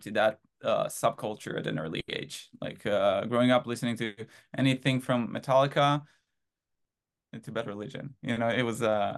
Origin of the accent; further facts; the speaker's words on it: Haifa, Haifa District, Israel; moved away as an adult; now in United States; originally I'm from a little city in Israel called Haifa. But yeah, born and raised in Israel and moved to the US in 2016.